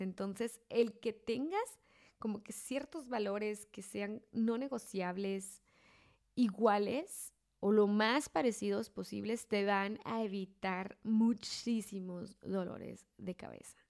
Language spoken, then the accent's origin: Spanish; Mexico; mi esposo y yo somos mexicanos los dos, entonces somos de la misma cultura, somos del mismo estado, somos de la misma ciudad